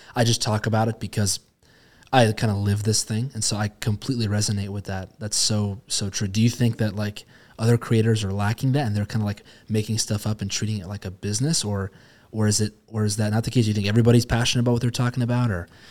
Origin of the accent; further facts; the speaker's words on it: Spokane, Washington, United States; Spokane, I, you know, born and raised here